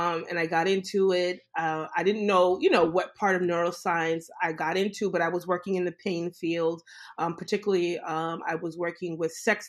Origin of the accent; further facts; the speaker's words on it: New York City, New York, United States; moved away as an adult; now in St. Louis, United States; Growing up in Brooklyn, New York, and I'm Caribbean background. My parents are from the Caribbean.